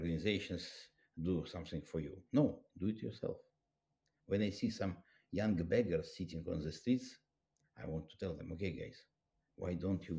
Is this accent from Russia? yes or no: yes; Russia; I was raised up in Soviet Union